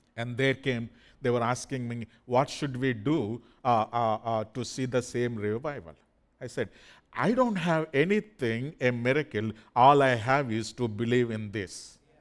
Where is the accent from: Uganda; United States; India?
India; English is a second language; According to the Indian passport records, my qualification is just only seventh grade